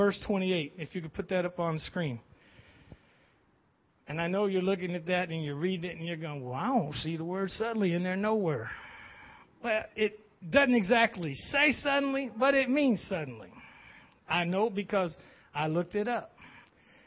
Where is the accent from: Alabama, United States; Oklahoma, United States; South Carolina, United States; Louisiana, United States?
Alabama, United States; Tuscaloosa; moved away; I was born and raised in Tuscaloosa, Alabama. Now, that's a long ways from here